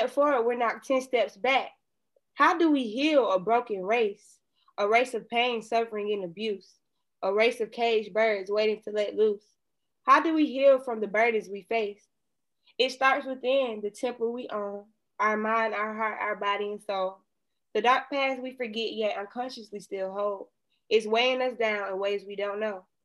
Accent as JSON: {"language": "English", "town": "Atlanta", "region": "Georgia", "country": "United States", "tie": "born or raised there", "said": "I was born and raised in Atlanta"}